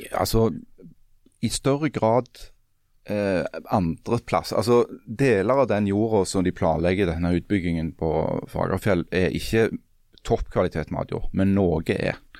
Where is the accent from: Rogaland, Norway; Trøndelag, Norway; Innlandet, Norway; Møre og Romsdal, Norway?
Rogaland, Norway; Svertingstad, Time municipality; Spør meg hvor jeg vokste opp. Hvor vokste du opp? I Svertingstad